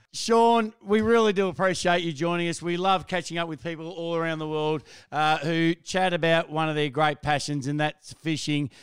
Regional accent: Australia; just being an Aussie

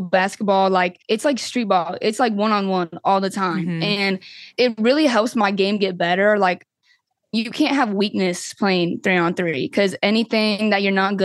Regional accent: Washington, United States; now in Louisville, United States; I'm from Washington

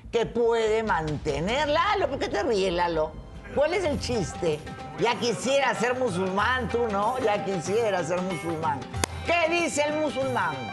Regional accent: Mexico; Soy mexicano, mi papá era de allá

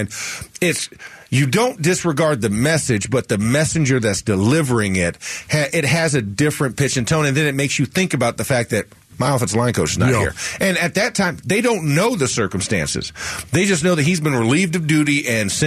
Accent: the South, United States; I'm from the South

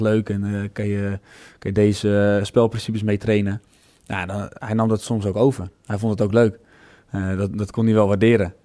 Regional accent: Netherlands

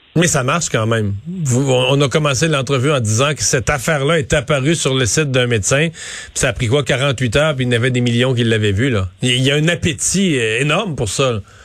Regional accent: Quebec, Canada; chez nous au Québec

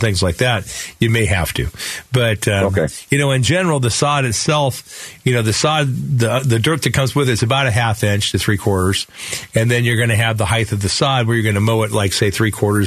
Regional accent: Phoenix, Arizona, United States; when I grew up here in Sunny Slope

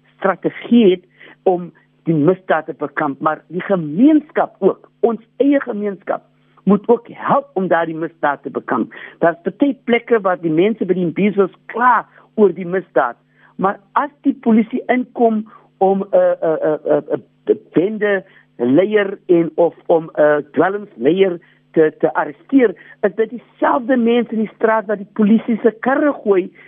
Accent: South Africa; ons is tog almal Suid-Afrikaners.

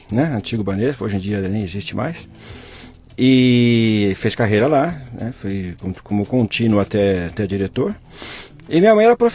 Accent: São Paulo, Brazil; nasci em São Paulo, capital.

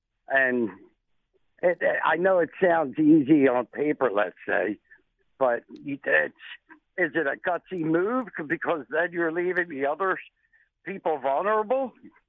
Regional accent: Philadelphia, Pennsylvania, United States; now in California, United States; We're all from Philadelphia.

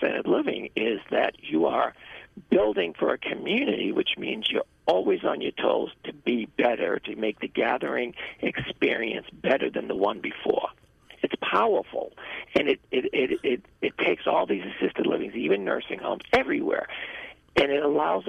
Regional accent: United States; being the American person that I was

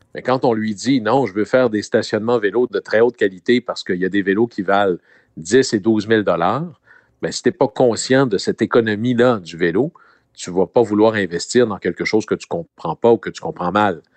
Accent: Saguenay, Quebec, Canada; dans mon coin de pays Hmm? à Chicoutimi

